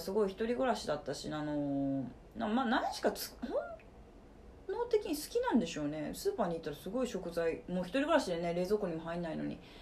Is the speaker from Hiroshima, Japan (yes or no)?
yes; Fukuyama, Hiroshima, Japan; moved away as an adult; also born or lived in Kansai; now in Osaka, Japan; 広島県福山市の出 身で